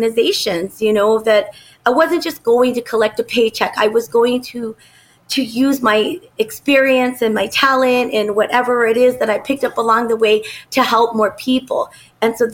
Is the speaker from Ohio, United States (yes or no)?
no; Phoenix, Arizona, United States; I grew up here in Phoenix and I've watched it grow and develop